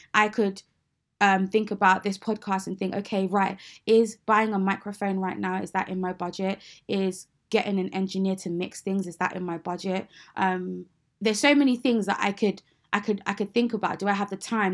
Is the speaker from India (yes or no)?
no; United Kingdom; I am a British Nigerian Christian woman.